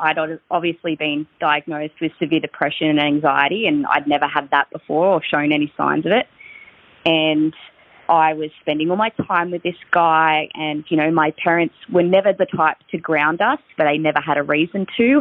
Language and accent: English; Victoria, Australia; I'm from Victoria